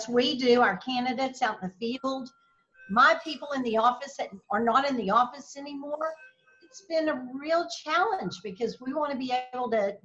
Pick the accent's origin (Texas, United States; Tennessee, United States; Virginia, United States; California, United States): Texas, United States; Slaton; also born or lived in Lubbock, Texas; I grew up in West Texas, a very small town of about 6,000 people